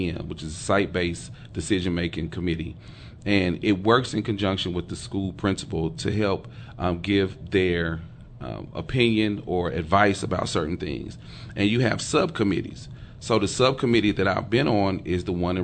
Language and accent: English; Dallas, Texas, United States; growing up in Oak Cliff